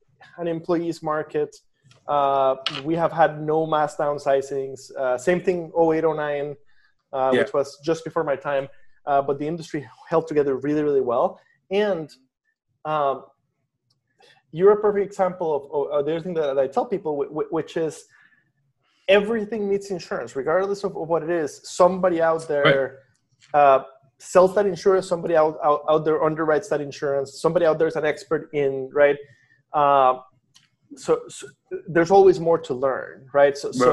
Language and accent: English; Costa Rica; I grew up in Costa Rica, but I like to say that I'm Iowan.